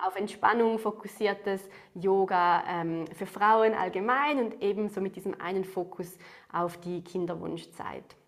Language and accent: German; Switzerland; accent: Swiss; wie man es an meinem Akzent hört, ähm, komme ich aus der Schweiz